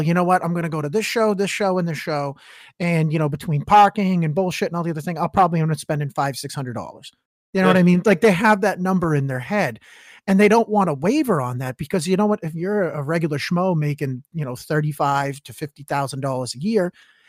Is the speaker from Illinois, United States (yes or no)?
no; Massachusetts, United States; I'm from the middle of nowhere over here. Just shit kicking. I'm in the number one state for education in the union.